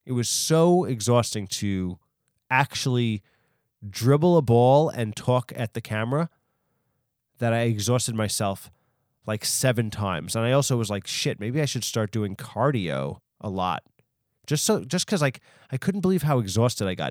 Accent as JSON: {"language": "English", "region": "New York", "country": "United States", "tie": "born or raised there", "also_born_or_lived": "Long Island", "said": "I'm from New York, so I was able to go to, like, the Bronx Zoo and the Queen's Zoo"}